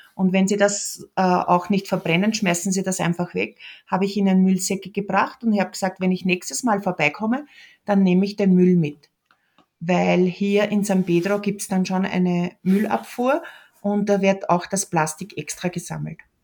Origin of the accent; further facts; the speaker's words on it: Lower Austria, Austria; moved away as an adult; now in Peru; ich bin aus Niederösterreich, ich bin eine Franziskanerin